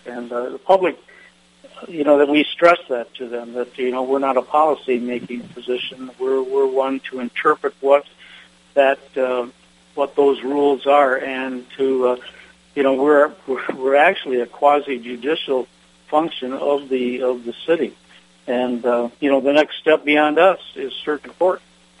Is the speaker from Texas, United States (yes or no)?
no; Michigan, United States; I came to NSPS as from Michigan, as you know, the was elected to come out as a director. I represented the state of Michigan.